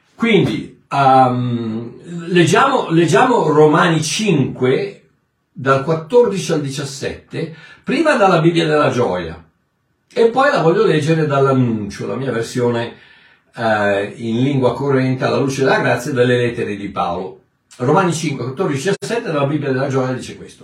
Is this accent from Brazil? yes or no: no; South Africa; Italian is a second language; mio paese, il Sudafrica